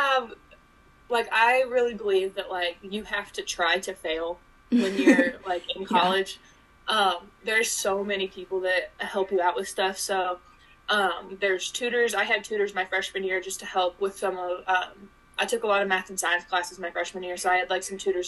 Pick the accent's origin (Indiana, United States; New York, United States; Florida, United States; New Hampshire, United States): Indiana, United States; Kokomo; I'm from Kokomo, Indiana